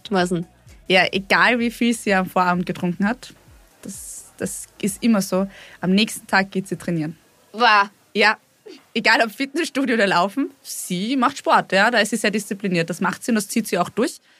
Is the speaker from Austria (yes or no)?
yes; Lower Austria, Austria; Ich bin aus dem Weinviertel.